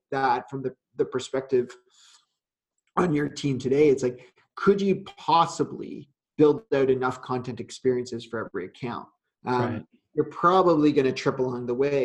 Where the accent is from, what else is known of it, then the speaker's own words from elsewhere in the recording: Canada; I'm Canadian